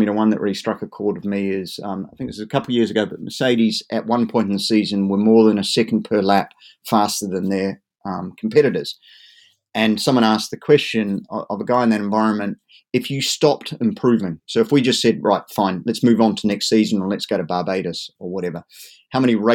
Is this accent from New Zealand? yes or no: yes; New Zealand; now in Dartmoor, United Kingdom; I'm originally a native Kiwi, so I kind of like the idea of growing up within sight of sheep and cattle